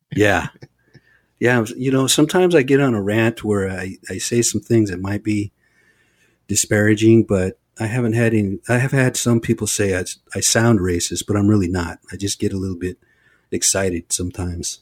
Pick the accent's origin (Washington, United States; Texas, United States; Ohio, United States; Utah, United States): Washington, United States; Olympic Peninsula; I come from a very small band of people over on the Olympic Peninsula, Lower Elwa